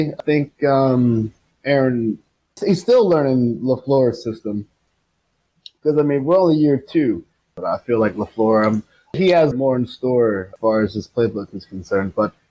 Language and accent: English; Newark, Maryland, United States; growing up in Newark, Maryland, you feel years away from the nearest metropolis or big city.